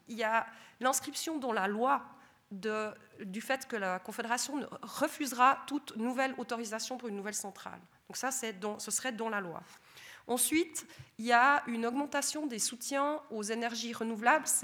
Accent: Sainte-Croix, Vaud, Switzerland; notre joli Jura, je suis originaire de Sainte-Croix

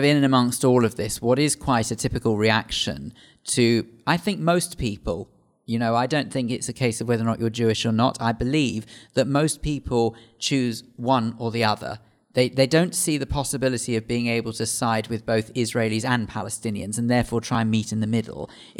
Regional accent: United Kingdom; And yet we're British. We're more British than we are Israeli.

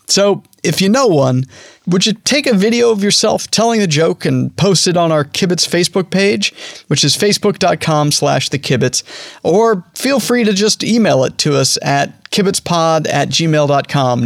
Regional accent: Denver, Colorado, United States; I'm from Denver

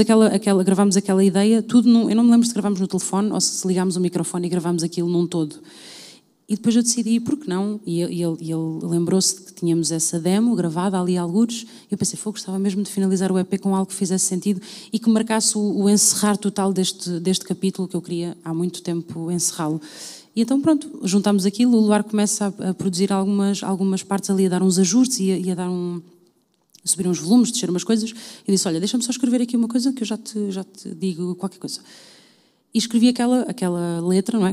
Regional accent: Louriçal, Centro, Portugal; also born or lived in London; tive num grupo de cavaquinhos no, na zona de Pombal, uh, numa, numa vila chamada Lourissal, que fez parte da minha vida durante, diria, até cerca dos meus nove anos

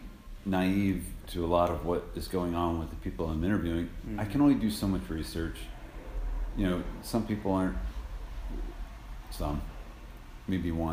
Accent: Minnesota, United States; I'm from Minnesota

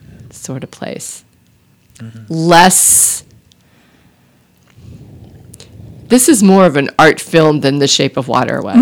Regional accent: Texas, United States; I grew up in Texas

